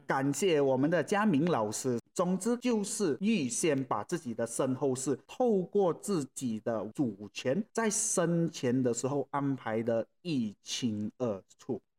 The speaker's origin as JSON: {"language": "Chinese", "country": "Malaysia", "said": "我们马来西亚这边"}